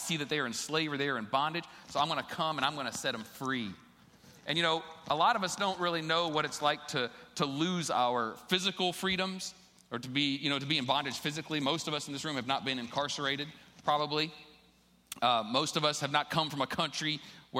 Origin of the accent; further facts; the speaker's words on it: Ohio, United States; I'm from Ohio